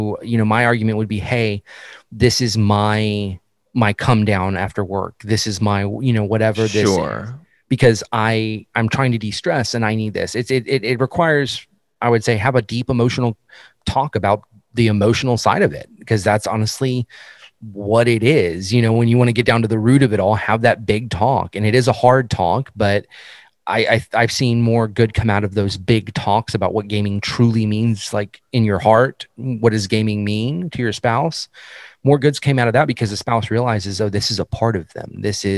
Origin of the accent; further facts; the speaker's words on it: Texas, United States; it doesn't help I'm from Texas.